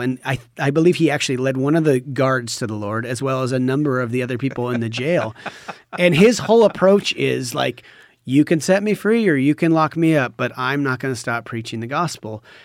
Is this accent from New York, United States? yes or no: no; Washington, United States; born or raised there; moved away as an adult; now in Cambodia